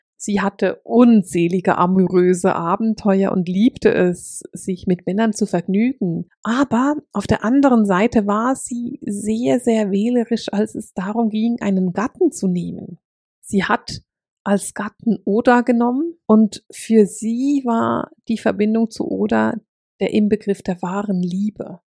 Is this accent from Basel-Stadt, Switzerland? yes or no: yes; Basel, Basel-Stadt, Switzerland; accent: Alemannic; Nun bin ich nicht in Deutschland aufgewachsen und habe mich nie intensiv mit der germanischen Kultur auseinandergesetzt, weil in der Schweiz lernt man die Schweizer Geschichte